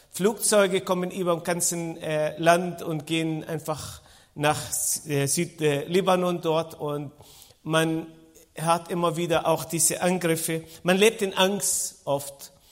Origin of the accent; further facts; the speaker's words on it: Israel; born there; Ich bin äh, Israeli, das heißt, ich bin in Israel geboren.